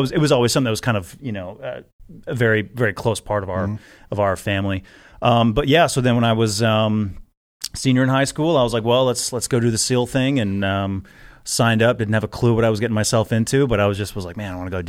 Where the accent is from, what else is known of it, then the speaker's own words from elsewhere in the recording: Milwaukee, Wisconsin, United States; I grew up in Milwaukee, Wisconsin.